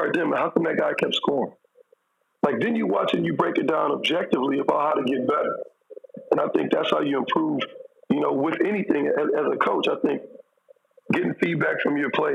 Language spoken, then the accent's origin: English; Michigan, United States; my hometown school, Michigan State